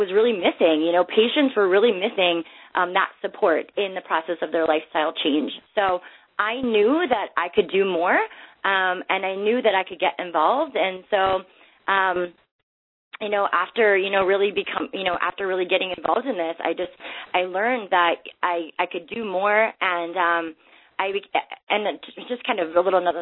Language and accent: English; Minnesota, United States; I grew up in Minnesota, so I was surrounded by hockey